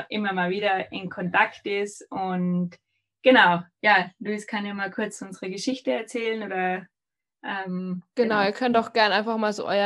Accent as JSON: {"language": "German", "country": "Austria", "said": "also ich komme aus Österreich"}